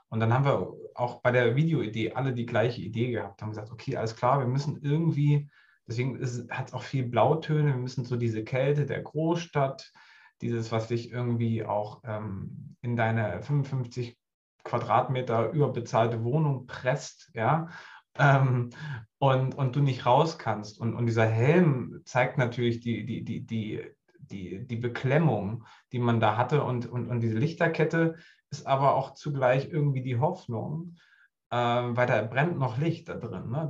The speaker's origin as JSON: {"language": "German", "region": "Harz", "country": "Germany", "said": "Also ich komme auch ursprünglich aus dem Harz."}